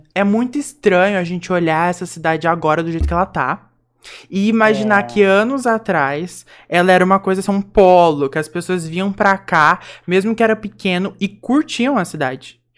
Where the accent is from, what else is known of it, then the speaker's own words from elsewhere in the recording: Mococa, São Paulo, Brazil; accent: caipira; a gente é mocoquense